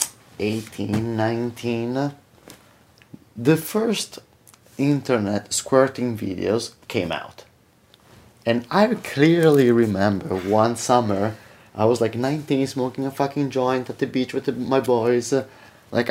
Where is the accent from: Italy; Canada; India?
Italy; moved away as an adult; also born or lived in America; now in United States; I'm from Italy. And I've been here now for 12 years, but I grew up in Italy.